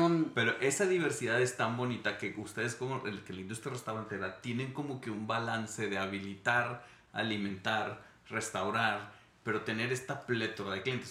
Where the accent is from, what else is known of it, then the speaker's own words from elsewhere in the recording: Monterrey, Nuevo León, Mexico; moved away as an adult; also born or lived in Mexico City / Switzerland; Soy nacido, crecido en Monterrey, me fui a vivir a Ciudad de México, viví en Suiza